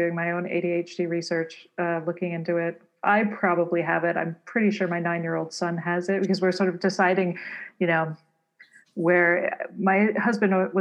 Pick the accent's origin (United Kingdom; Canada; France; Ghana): Canada; Toronto, Ontario; I grew up in Toronto and Canada